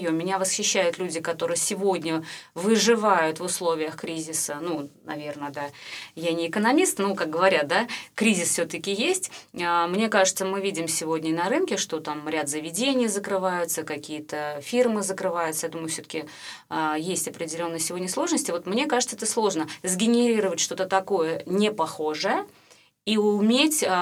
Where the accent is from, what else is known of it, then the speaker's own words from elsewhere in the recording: Saint Petersburg, Russia; Ну как-то в большей мере все-таки я питерская.